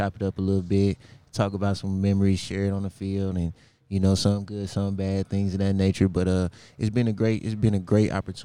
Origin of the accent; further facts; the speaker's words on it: St. Louis, Missouri, United States; moved away; I'm a hometown St. Louis guy